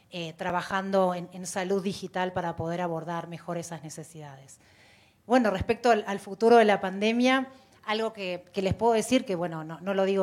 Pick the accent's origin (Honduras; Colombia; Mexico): Mexico; Yo soy mexicana, más concreta.